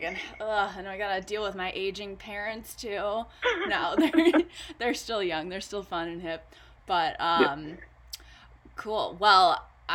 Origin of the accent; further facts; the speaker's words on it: Winnetka, Illinois, United States; I grew up in the North Shore suburbs in Winnetka, Illinois.